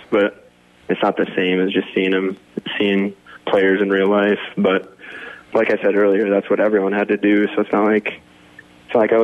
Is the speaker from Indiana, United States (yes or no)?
no; Sioux Center, Iowa, United States; I grew up in Sioux Center the whole time